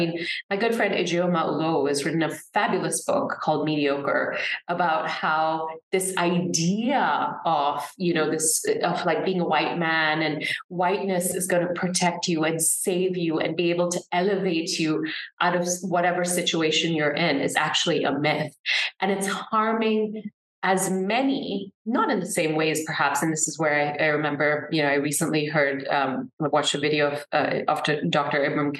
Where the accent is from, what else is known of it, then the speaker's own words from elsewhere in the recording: Singapore; I absolutely subscribe to the ideas of meritocracy growing up in Singapore